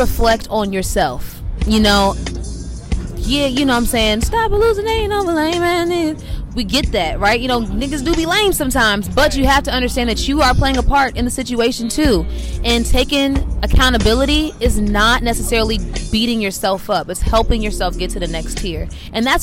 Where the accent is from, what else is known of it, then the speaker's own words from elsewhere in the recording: Washington, District of Columbia, United States; my hometown